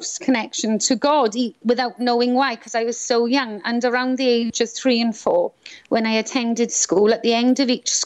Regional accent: Swansea, Wales, United Kingdom; accent: Welsh; moved away as an adult; also born or lived in Scotland; now in Florida, United States; Swansea. I was born in Swansea, South Wales. And so I'm Welsh, as you can tell maybe by my accent.

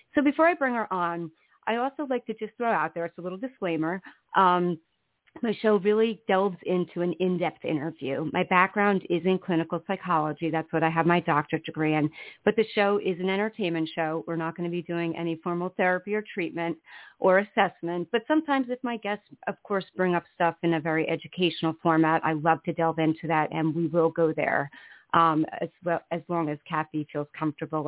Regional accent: New Jersey, United States; I'm from the East Coast in New Jersey

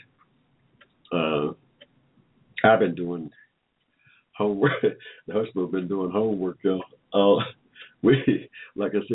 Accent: United States; I'm indigenous to the United States of America

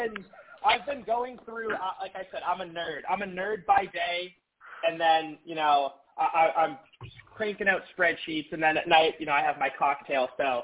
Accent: Boston, Massachusetts, United States; I'm from Boston, Mass.

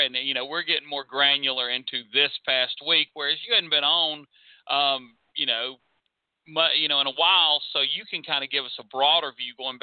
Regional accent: Clayton County, Georgia, United States; I grew up in Clayton County, which was the setting of Gone with the Wind.

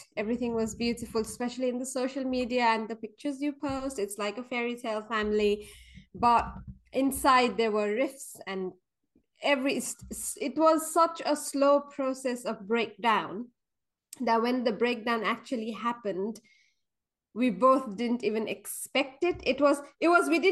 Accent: Kathmandu, Bagmati, Nepal; moved away as an adult; now in London, United Kingdom; I was born and brought up in Nepal. So I moved to UK when I was 18, and then I stayed here after that.

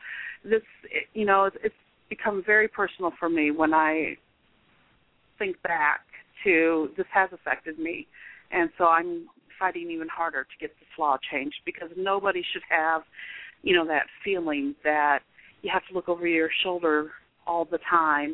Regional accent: Iowa, United States; also born or lived in Texas; I'm from Iowa, so we came up to Iowa to get married

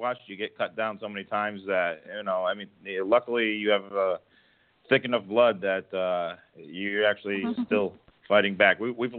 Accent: Sandy Hook, Connecticut, United States; I grew up in the Sandy Hook area. When I was a kid, Sandy Hook was like a small little neighborhood. It didn't have all those houses.

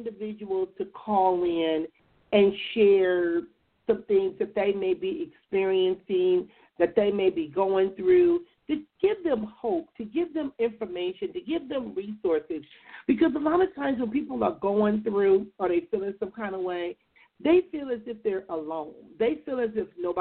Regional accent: Compton, California, United States; a kid growing up in Compton

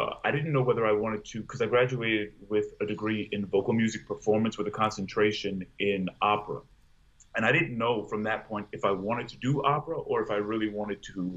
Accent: Long Island, New York, United States; I grew up in Long Island. I'm a first-generation American

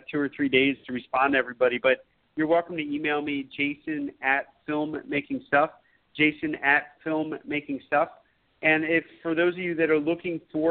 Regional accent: Pennsylvania, United States; moved away; I'm from Pennsylvania originally

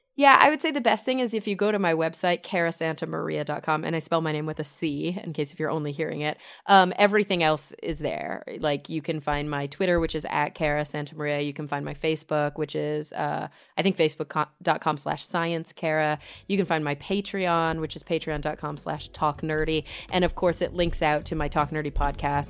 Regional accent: Texas, United States; I grew up in in Texas in the suburbs

